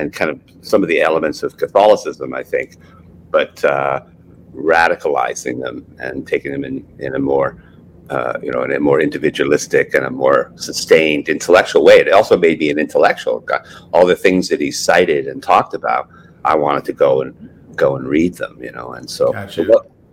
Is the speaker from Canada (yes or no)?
yes; Montreal, Quebec, Canada; moved away as an adult; also born or lived in Glasgow, Scotland / Scotland / Cleveland / New York City; now in Hamilton, Canada; I grew up in Montreal and I was a soccer player